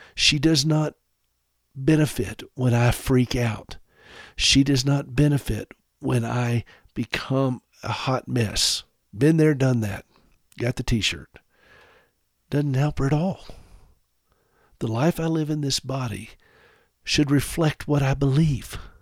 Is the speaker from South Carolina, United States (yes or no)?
yes; South Carolina, United States; I grew up in South Carolina